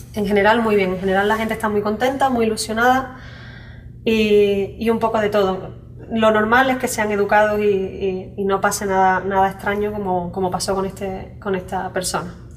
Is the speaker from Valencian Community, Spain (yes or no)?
no; San Fernando, Andalusia, Spain; moved away as an adult; also born or lived in Zurich, Switzerland; now in Los Angeles, United States; soy de San Fernando, Cádiz